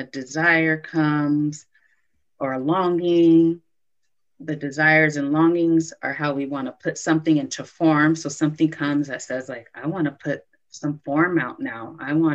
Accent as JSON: {"language": "English", "town": "Los Angeles", "region": "California", "country": "United States", "also_born_or_lived": "Brooklyn, New York", "moved": "as an adult", "said": "I moved back home to Los Angeles"}